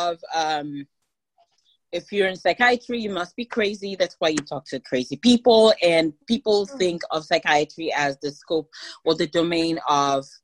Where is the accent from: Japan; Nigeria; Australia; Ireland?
Nigeria; now in United States; I grew up in Nigeria